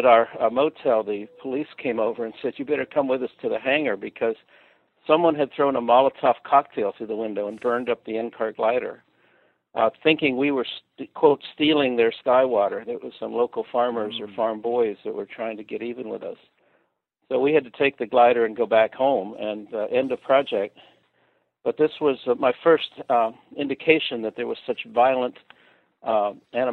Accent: Windber, Pennsylvania, United States; moved away as an adult; also born or lived in Colorado; I was born in Windber, Pennsylvania

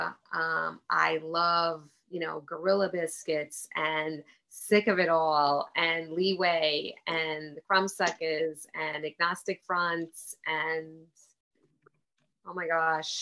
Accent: Long Island, New York, United States; also born or lived in England / Montreal; now in Cape Cod, United States; I'm from Long Island, and that's where I was raised. Moved to England, then Montreal, and now I'm in Cape Cod

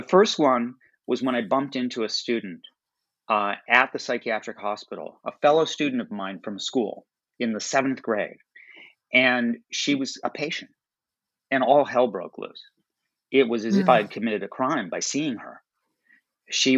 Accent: Chicago, Illinois, United States; I was born and raised in Chicago

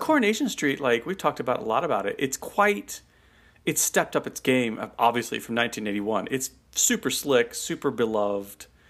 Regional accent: United States; as an American

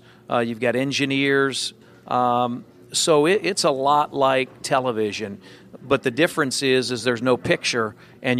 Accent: Dayton, Ohio, United States; now in Indianapolis, United States; I grew up in the Dayton, Ohio area

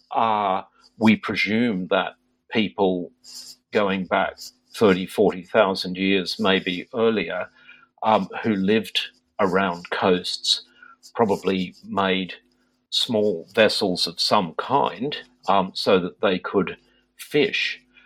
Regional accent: Sydney, New South Wales, Australia; moved away as an adult; now in United Kingdom; I grew up in Sydney, in Australia

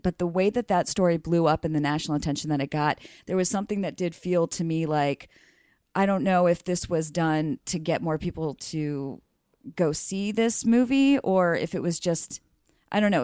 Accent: Mississippi, United States; moved away; also born or lived in Alabama; I'm from Mississippi

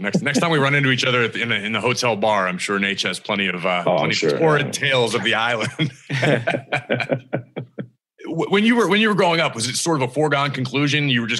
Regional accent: Pittsburgh, Pennsylvania, United States; I grew up in Pittsburgh

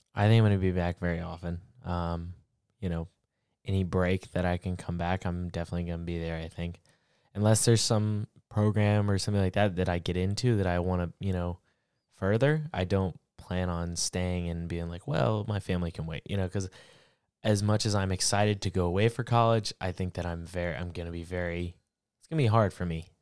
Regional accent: Florida, United States; I'm from Florida

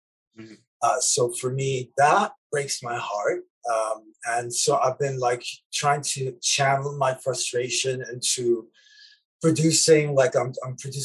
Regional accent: Lebanon; moved away; me growing up in Lebanon in the 80s

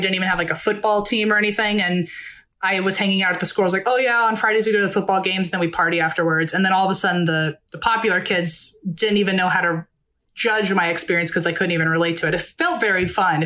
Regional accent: Virginia, United States; moved away as an adult; now in Los Angeles, United States; I grew up in Virginia my whole life. I went to college in Virginia

